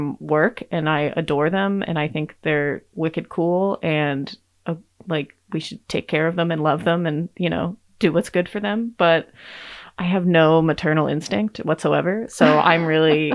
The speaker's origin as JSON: {"language": "English", "region": "Massachusetts", "country": "United States", "moved": "yes", "lives_now": "Juneau, United States", "said": "the ghostly pale little redhead from Massachusetts, now living in Juneau"}